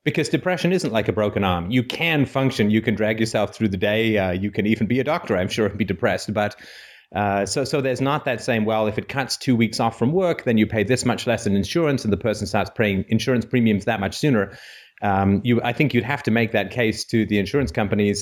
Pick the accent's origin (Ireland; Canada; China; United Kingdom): Canada; I'm from Canada